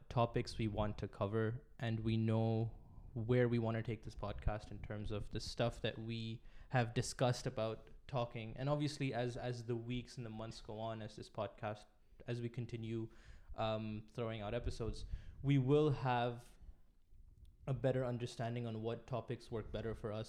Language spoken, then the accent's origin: English; Pakistan; also born or lived in Middle East; We're both from Pakistan, and we both grew up in the Middle East.